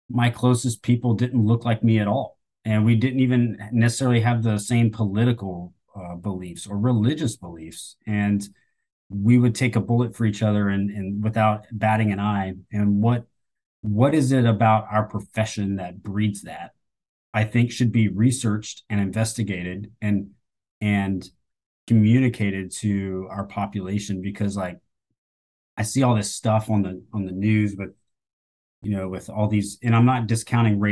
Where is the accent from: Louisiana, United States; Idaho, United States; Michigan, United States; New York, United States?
Louisiana, United States; Southern; also born or lived in Oklahoma; I grew up in Southern Louisiana and Oklahoma